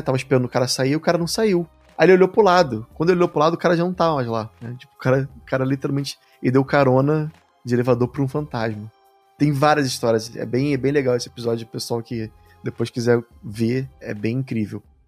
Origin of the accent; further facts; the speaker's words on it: Rio de Janeiro, Brazil; eu sou do Rio de Janeiro